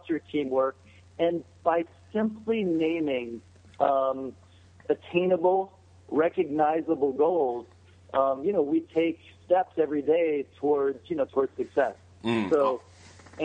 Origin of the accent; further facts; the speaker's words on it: Cincinnati, Ohio, United States; I grew up outside of Cincinnati